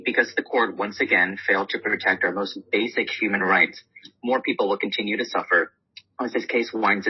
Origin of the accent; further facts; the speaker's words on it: Texas, United States; I've been providing abortion care in my home state of Texas for almost 7 years now